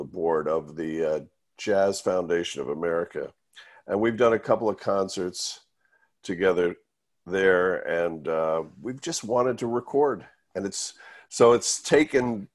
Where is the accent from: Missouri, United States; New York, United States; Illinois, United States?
New York, United States; Port Washington; I grew up on Long Island. I grew up in Port Washington, Long Island